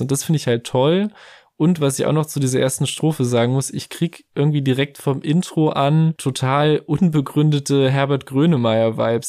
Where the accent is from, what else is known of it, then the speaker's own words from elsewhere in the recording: near the Thuringian province, Germany; moved away; weil das Betteroff aus der thüringischen Provinz nicht unweit von meiner Heimat tatsächlich stammt